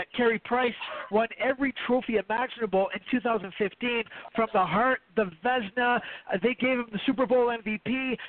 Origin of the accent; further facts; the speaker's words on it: Canada; as a Canadian and Ryan as a Canadian